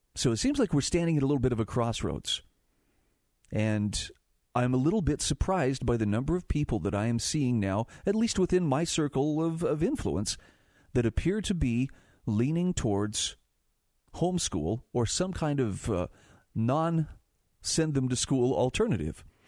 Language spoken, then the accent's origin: English; Utah, United States; my home state of Utah